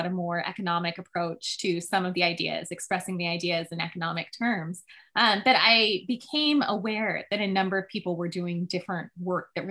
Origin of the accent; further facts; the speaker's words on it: California, United States; the redwoods that I grew up in California